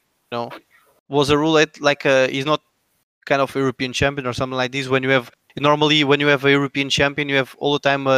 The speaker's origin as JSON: {"language": "English", "region": "Lisbon", "country": "Portugal", "said": "I'm from Lisbon"}